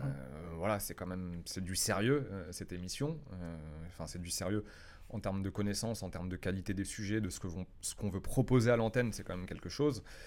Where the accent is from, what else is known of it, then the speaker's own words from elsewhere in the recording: France; moved away as an adult; now in Paris, France; Je viens d'une petite ville de province